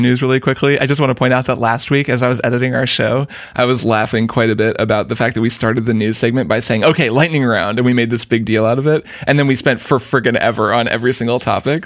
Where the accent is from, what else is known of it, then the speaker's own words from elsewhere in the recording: Portland, United States; in my, in my hometown